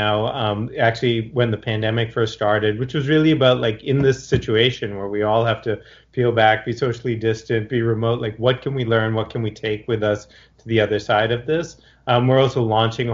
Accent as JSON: {"language": "English", "town": "Boston", "region": "Massachusetts", "country": "United States", "tie": "born or raised there", "moved": "yes", "lives_now": "Los Angeles, United States", "said": "I grew up in Boston, but I haven't really lived there for more than half my life"}